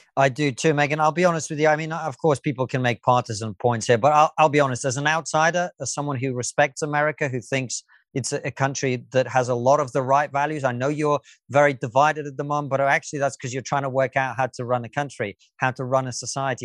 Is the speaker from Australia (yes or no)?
no; Russia; moved away; I was born in the Soviet Union.